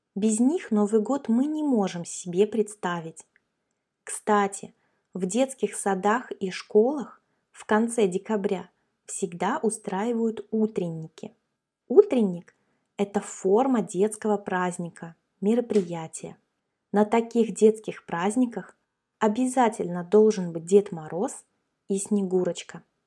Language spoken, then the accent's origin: Russian; Russia